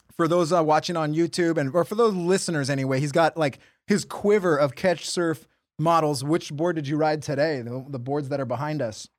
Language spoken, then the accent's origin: English; Huntington Beach, California, United States; I grew up in Huntington Beach